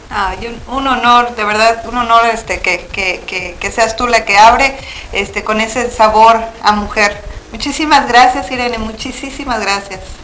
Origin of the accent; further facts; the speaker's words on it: Mexico; now in Phoenix, United States; todas somos este, nacidas en México